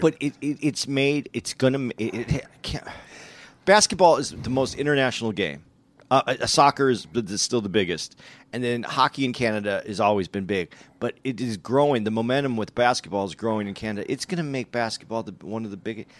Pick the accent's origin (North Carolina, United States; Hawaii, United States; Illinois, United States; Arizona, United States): Arizona, United States; Tucson; when I grew up in Arizona, when I grew up in Tucson